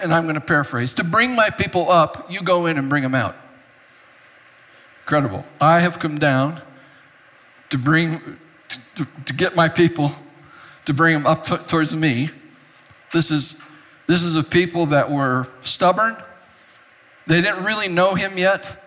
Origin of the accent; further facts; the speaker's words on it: Japan; moved away as an adult; also born or lived in Europe; I was born and raised in Japan. I didn't come to this country till I was 19 years old